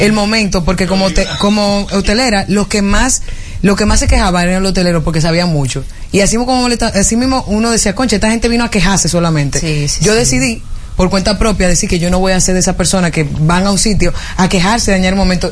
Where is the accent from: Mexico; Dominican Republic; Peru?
Dominican Republic; Nosotros los dominicanos